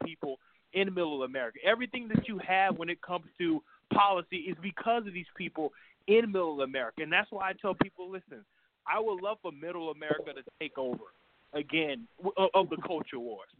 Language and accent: English; New York City, New York, United States; I was born and raised in New York City